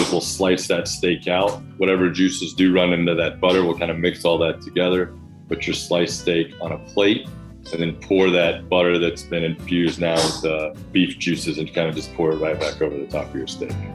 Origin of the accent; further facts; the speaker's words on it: the South, United States; now in Brooklyn, United States; I grew up in the South learned to love the grill